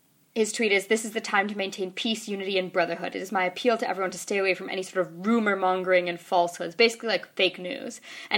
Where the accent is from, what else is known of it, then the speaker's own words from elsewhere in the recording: Midwest, United States; Every time I tell people I'm from the Midwest, they're very, like, surprised.